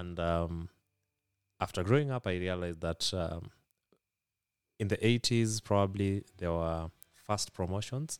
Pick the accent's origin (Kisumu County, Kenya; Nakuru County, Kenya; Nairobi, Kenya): Kisumu County, Kenya; Kisumu; first language Luo; English is a second language; I've been born and bred, uh, in Kisumu, Kenya